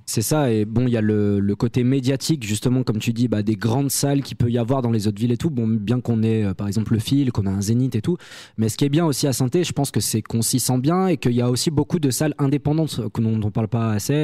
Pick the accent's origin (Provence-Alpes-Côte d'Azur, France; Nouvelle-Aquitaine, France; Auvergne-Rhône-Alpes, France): Auvergne-Rhône-Alpes, France; Saint-Étienne; on vient de Saint-Etienne